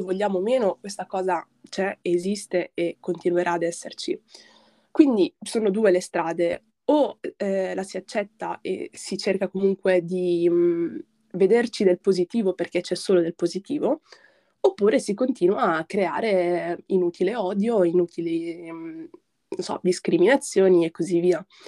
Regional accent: Padenghe sul Garda, Lombardy, Italy; also born or lived in Morocco; sono nata in Marocco e all'età di 4 anni mi sono trasferita con i miei genitori in Italia, in un piccolo paesino in provincia di Brescia sul lago di Garda

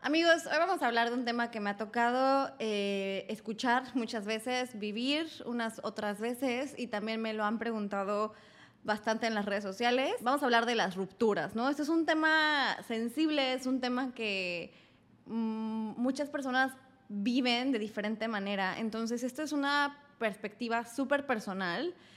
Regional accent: Querétaro, Mexico; moved away as an adult; now in Mexico City, Mexico; Tenía 18 años, venía de crecer en Querétaro

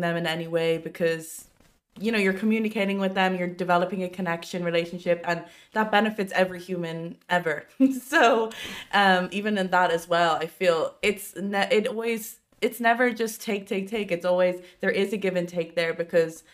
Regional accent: Ireland; I'm half Irish, half Asian. So, but I've lived here my whole life

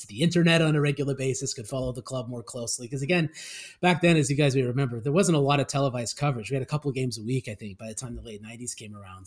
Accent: Canada; I grew up in Canada

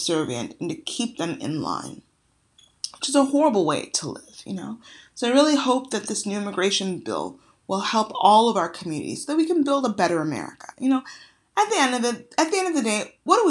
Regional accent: Nigeria; now in United States; I'm Nigerian

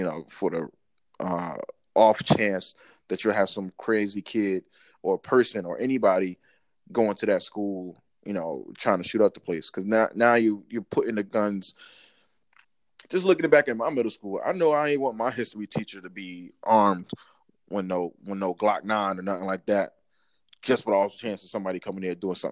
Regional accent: Newark, New Jersey, United States; I'm born and raised in New Jersey

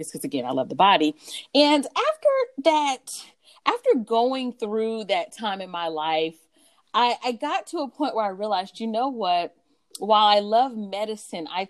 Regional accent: North Carolina, United States; also born or lived in Stamford, Connecticut; I grew up partly in North Carolina, partly in Connecticut

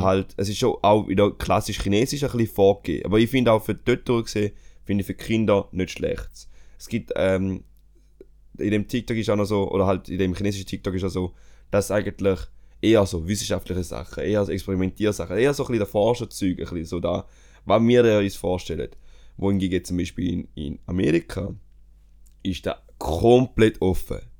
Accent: Switzerland; bei uns in der Schweiz

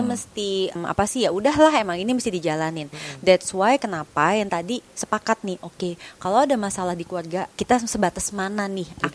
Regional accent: Indonesia; kita orang Indonesia

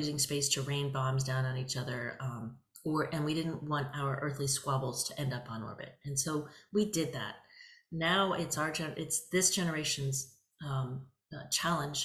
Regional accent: United States; I'm American

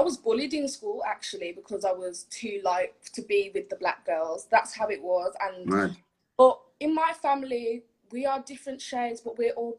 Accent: Jamaica; No, my dad's black. My mum's black. I'm Jamaican.

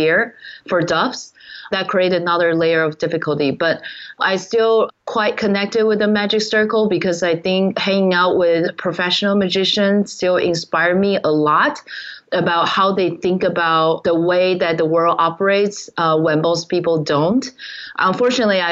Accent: Taiwan; moved away

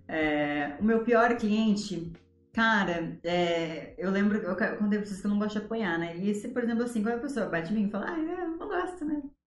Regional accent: Ijuí, Rio Grande do Sul, Brazil; now in São Paulo, Brazil; eu sou de Injuí, é uma cidadezinha desse tamanhozinho, no coração do Rio Grande do Sul.

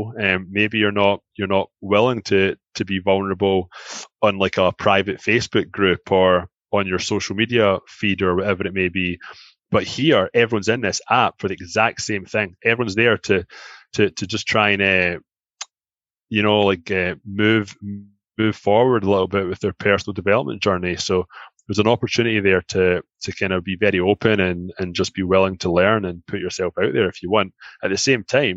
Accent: Glasgow, Scotland, United Kingdom; moved away as an adult; now in Toronto, Canada; I'm from Glasgow

